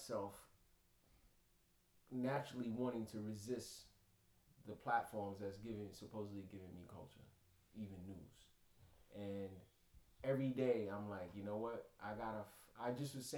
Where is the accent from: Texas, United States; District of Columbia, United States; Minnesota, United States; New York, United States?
New York, United States; New York City; growing up in Brooklyn